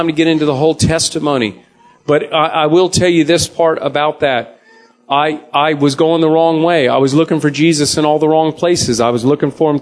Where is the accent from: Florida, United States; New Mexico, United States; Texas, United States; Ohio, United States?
Florida, United States; Jacksonville; I'm from Jacksonville, Tallahassee